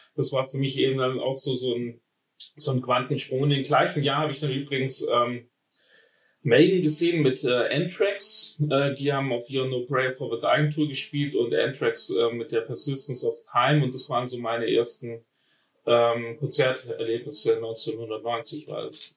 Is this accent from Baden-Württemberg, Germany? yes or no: yes; Friedrichshafen, Baden-Württemberg, Germany; Ich bin am, am Bodensee aufgewachsen, in Friedrichshafen